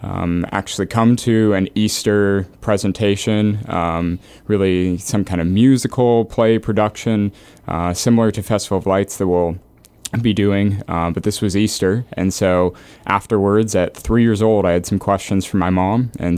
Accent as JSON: {"language": "English", "town": "Edmonton", "region": "Alberta", "country": "Canada", "tie": "born or raised there", "accent": "Canadian", "said": "Yeah, you bet. I grew up in Edmonton, Alberta, and I had the privilege of growing up there. It's a blast."}